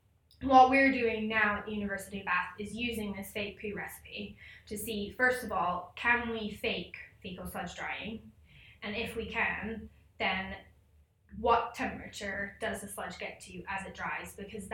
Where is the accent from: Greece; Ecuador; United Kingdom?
Ecuador; I grew up in Ecuador in South America.